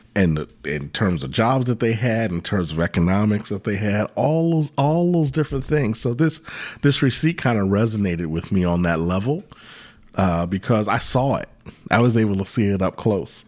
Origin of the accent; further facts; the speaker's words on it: Virginia Beach, Virginia, United States; I grew up in Virginia Beach, and when we moved to Virginia Beach when I was in, uh, fifth grade